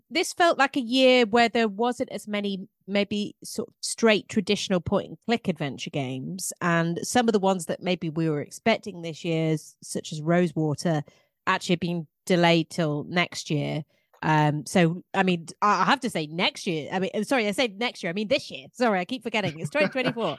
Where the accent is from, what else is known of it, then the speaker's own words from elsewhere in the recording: England, United Kingdom; I'm English